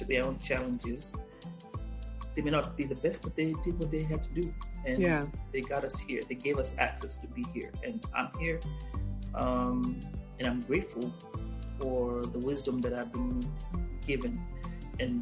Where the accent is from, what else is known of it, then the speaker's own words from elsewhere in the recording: Kenya; moved away as an adult; now in United States; my first 20 years, was living as a Kenyan in Kenya.